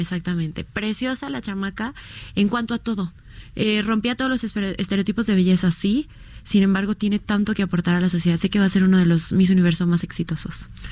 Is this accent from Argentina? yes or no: no; Mexico